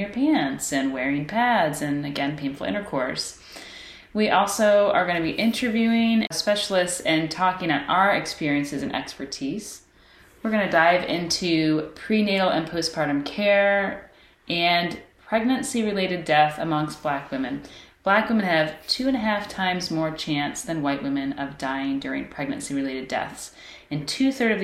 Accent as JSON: {"language": "English", "town": "Kokomo", "region": "Indiana", "country": "United States", "tie": "born or raised there", "said": "we grew up in the Midwest from Kokomo, Indiana."}